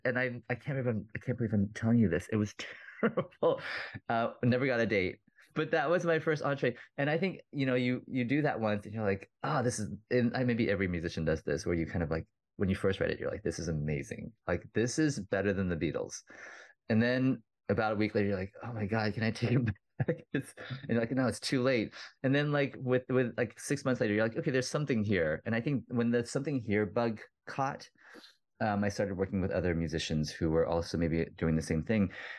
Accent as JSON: {"language": "English", "region": "Texas", "country": "United States", "tie": "born or raised there", "said": "the songwriter side of me, the part I grew up in Texas with, like all the songwriters I listened to, the people I would see live a lot, because if you're in Houston or Austin"}